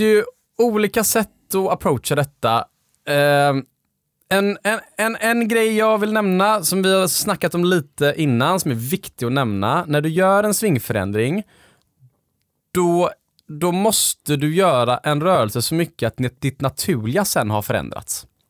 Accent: Gothenburg, Västra Götaland, Sweden; när jag växte upp på Delsjön

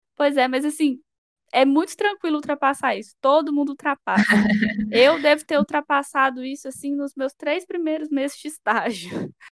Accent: Sete Lagoas, Minas Gerais, Brazil; moved away as an adult; now in Belo Horizonte, Brazil; eu sou natural de Sete Lagoas, uma cidade próxima a BH

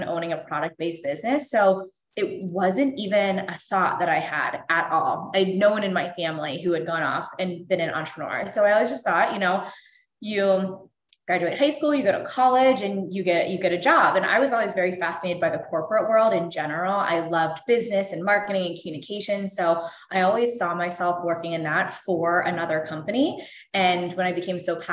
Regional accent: Pittsburgh, Pennsylvania, United States; moved away as an adult; also born or lived in North Carolina / Cleveland / San Diego; now in Los Angeles, United States; I grew up in Pittsburgh, Pennsylvania

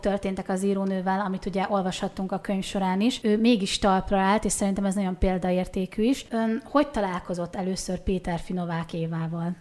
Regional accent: Borsod-Abaúj-Zemplén, Hungary; moved away as an adult; now in Eger, Hungary; mi Borsodból mm. származunk. Nekünk azért Miskolc ott van a közelünkben, és ezért egy kicsit ilyen furcsa volt számunkra, hogy ugye Miskolc a gyermekkorunk, a fiatalkorunk egyik velős része

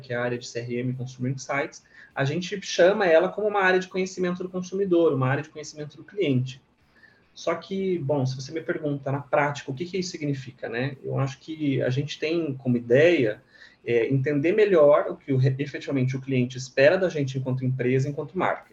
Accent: Monte Castelo, Santa Catarina, Brazil; moved away; also born or lived in Florianópolis; eu sou de Santa Catarina, eu sou do interior do estado, de uma cidade bem pequena, de Santa Catarina, chama Monte Castelo

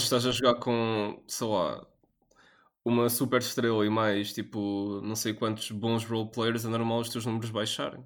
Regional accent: Portugal; Nós somos portugueses

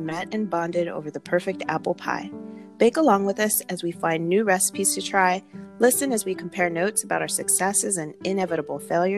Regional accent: Los Angeles, California, United States; I'm from Los Angeles

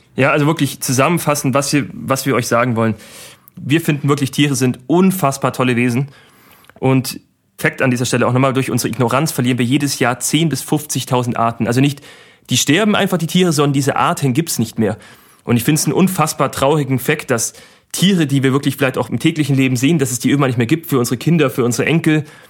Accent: Germany; wir sind ein sehr reiches Land, muss man Deutschland wirklich auch sagen

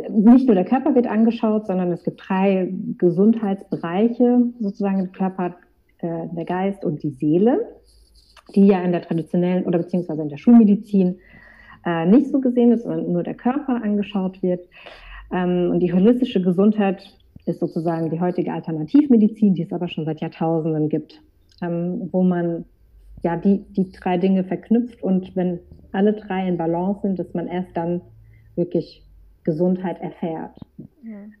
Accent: Frankfurt, Hesse, Germany; ich bin aus Frankfurt

